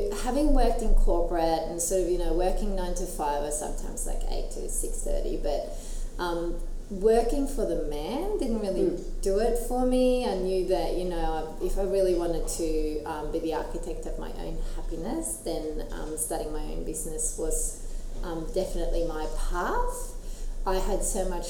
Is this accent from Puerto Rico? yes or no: no; Skien, Vestfold og Telemark, Norway; moved away as an adult; now in Newcastle, Australia; I grew up in Skien, which is a little town in Norway with maybe 40,000 people, so 2 hours southeast of Oslo.